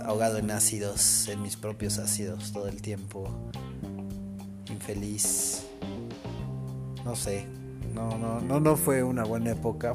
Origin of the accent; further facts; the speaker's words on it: Cuernavaca, Morelos, Mexico; Yo soy de Cuernavaca.